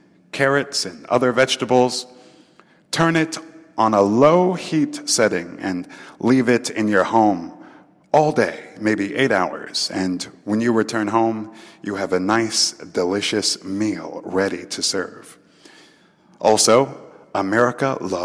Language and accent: English; Texas, United States; I am from Texas, and we have our own Texas-style barbecue